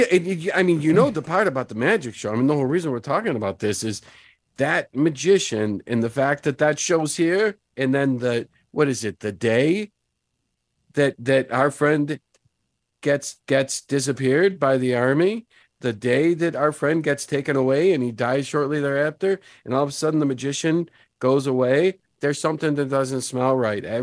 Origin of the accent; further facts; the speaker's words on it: Brooklyn, New York, United States; I'm from Brooklyn. If you don't speak up loud, I don't hear nothing.